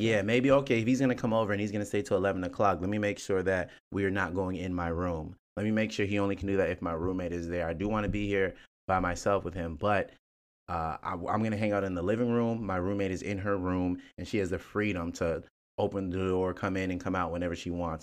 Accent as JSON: {"language": "English", "country": "Nigeria", "said": "I'm Nigerian"}